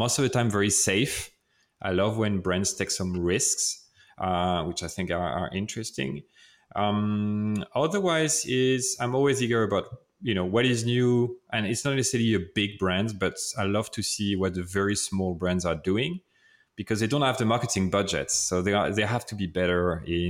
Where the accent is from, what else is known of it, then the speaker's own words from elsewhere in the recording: France; accent: French; English is a second language; that's my French accent